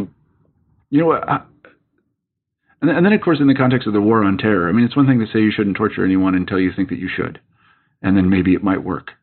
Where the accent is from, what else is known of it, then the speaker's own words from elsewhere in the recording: United States; as an American